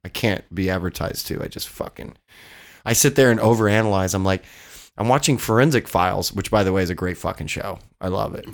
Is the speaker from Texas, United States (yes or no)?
yes; Odessa, Texas, United States; moved away as an adult; also born or lived in Los Angeles, California; now in Austin, United States; I grew up in Odessa where there's only two things to do, get drunk and fuck.